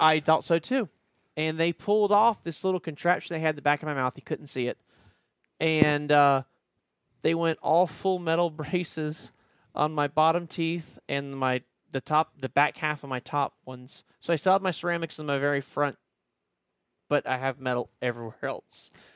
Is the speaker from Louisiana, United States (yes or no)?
yes; Baton Rouge, Louisiana, United States; now in Dublin, Ohio, United States; we didn't have tornadoes growing up in Baton Rouge